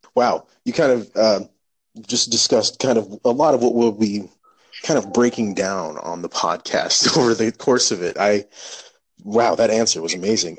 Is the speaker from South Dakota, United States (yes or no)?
yes; Cheyenne River Reservation, South Dakota, United States; born or raised there; moved away